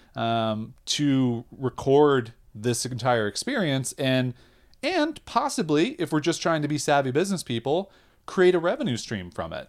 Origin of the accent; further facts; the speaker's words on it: United States; we're American